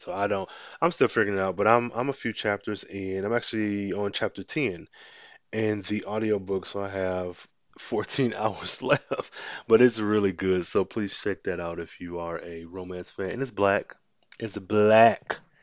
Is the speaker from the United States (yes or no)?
yes; United States; I'm American